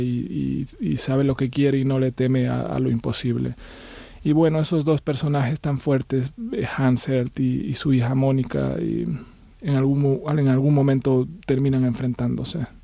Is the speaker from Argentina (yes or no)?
no; Bolivia; moved away as an adult; Yo me fui de Bolivia eh, a los 22 años, estuve viviendo en distintos países